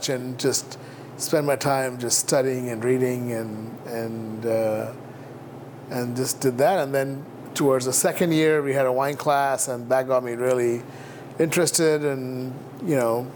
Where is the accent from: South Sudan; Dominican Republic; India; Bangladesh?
India; moved away as an adult; also born or lived in New York, United States / San Francisco, United States; now in United States; I grew up in India